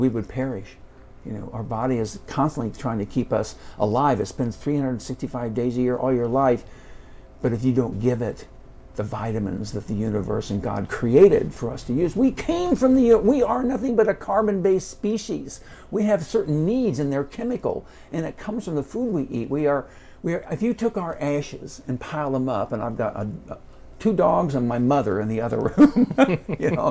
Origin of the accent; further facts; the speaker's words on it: Indianapolis, Indiana, United States; We grew up in Warren Park in Indianapolis